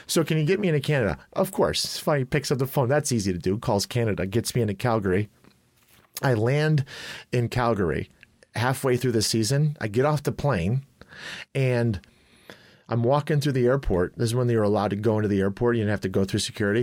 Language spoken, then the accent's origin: English; Chicago, Illinois, United States; I grew up in Chicago